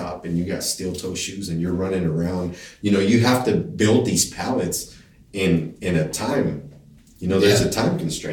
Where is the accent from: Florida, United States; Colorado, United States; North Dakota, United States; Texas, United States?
Texas, United States; Denver City; also born or lived in El Paso, Texas / Connecticut; Growing up in Denver City, you know, I think when I graduated high school, population was like 5,500 people